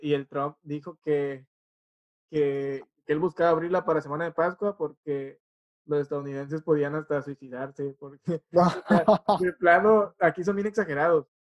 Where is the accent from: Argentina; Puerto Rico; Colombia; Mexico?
Mexico; vengo de México